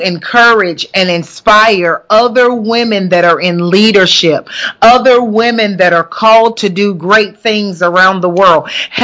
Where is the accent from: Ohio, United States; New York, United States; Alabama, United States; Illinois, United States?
Alabama, United States; Huntsville; moved away; Tuning in all the way from Huntsville, Alabama, which just so happens to be my hometown in Huntsville, Alabama